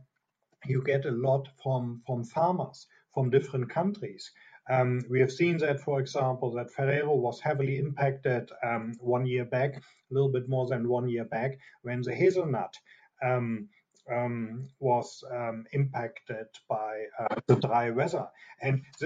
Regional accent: Germany; accent: German; English is a second language; from my strong accent, I'm a German. I'm here in Europe, in Munich right now.

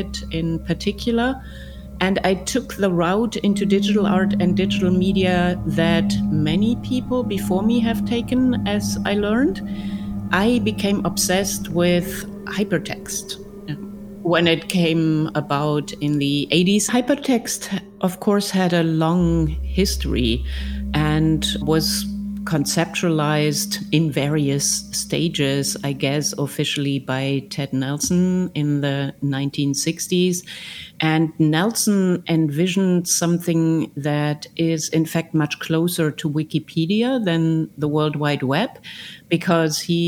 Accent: Germany; I grew up in Germany

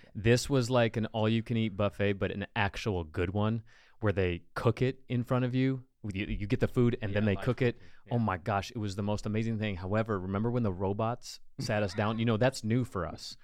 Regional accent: United States; as an American

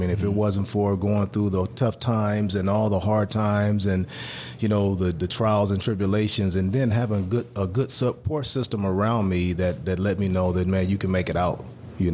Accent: Los Angeles, California, United States; Once again, being born and raised in South Central L.A., grew up, man, in a very tough environment.

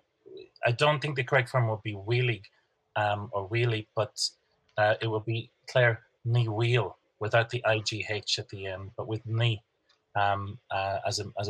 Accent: Tyrone, Northern Ireland, United Kingdom; now in Dublin, Ireland; I'm from Tyrone, my mother's from Connemara

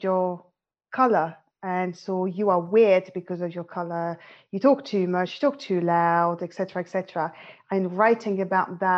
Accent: France; moved away as an adult; now in London, United Kingdom; I'm French, as you can probably tell. I currently live in London, UK. And I was born and raised in France, but my parents are both Moroccan

